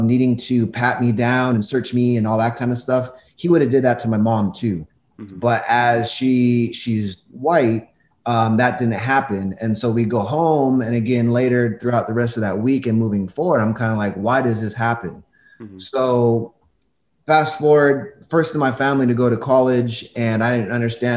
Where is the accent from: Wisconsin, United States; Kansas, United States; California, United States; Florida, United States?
California, United States; Covina; I grew up in Covina